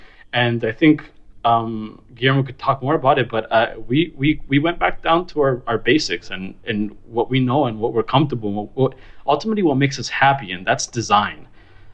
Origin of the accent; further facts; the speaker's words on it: Miami, Florida, United States; moved away as an adult; now in New York City, United States; We're originally from Miami